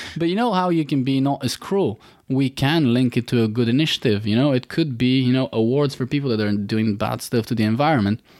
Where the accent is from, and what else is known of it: Bulgaria; born or raised there; moved away